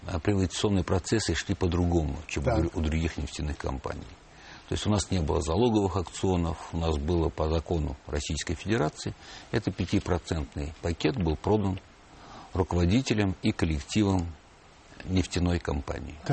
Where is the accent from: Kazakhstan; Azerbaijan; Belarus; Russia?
Azerbaijan; Baku; born there; Баку э, состоит из районов. Ага. Я родился в Ленинском районе, где расположены как все старые месторождения и нефтяные промыслы.